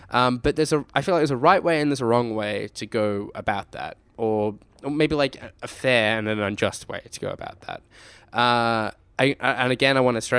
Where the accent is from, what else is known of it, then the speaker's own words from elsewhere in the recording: Australia; And what I say is that we are Australian gamers making content for other Australian gamers.